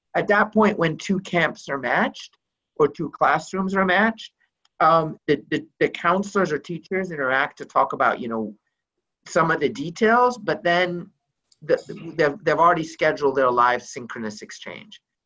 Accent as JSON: {"language": "English", "town": "Beirut", "region": "Beirut Governorate", "country": "Lebanon", "tie": "born or raised there", "moved": "yes", "said": "I grew up in Beirut, Lebanon"}